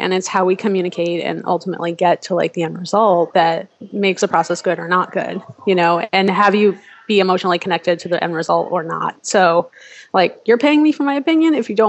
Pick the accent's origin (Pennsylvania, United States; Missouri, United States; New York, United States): New York, United States; moved away as an adult; now in Chicago, United States; And so I'm from New York originally, so I wound up in Chicago.